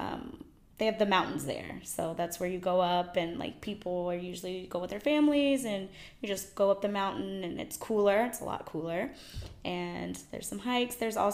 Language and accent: English; Hawaii, United States; moved away as an adult; now in Abu Dhabi, United Arab Emirates; I'm from Hawaii